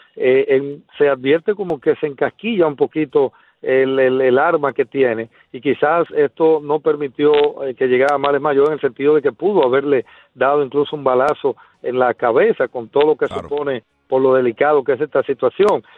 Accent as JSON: {"language": "Spanish", "town": "Bánica", "region": "Elías Piña", "country": "Dominican Republic", "tie": "born or raised there", "said": "Bánica para edificar es mi pueblo donde vengo"}